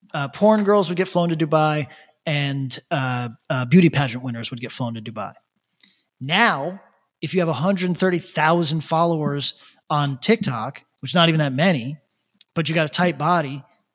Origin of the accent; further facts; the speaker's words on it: California, United States; I'm from California. I came over here to act on those thoughts.